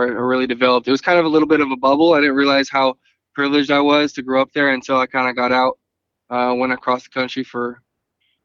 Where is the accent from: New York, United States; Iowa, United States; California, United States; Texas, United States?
California, United States; Thousand Oaks; I was born in Thousand Oaks, California. My parents specifically chose to raise me in that area